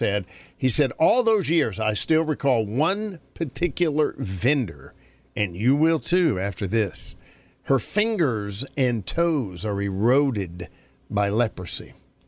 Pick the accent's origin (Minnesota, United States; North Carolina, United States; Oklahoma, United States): North Carolina, United States; moved away; Because growing up in North Carolina, it was very, that was a normal day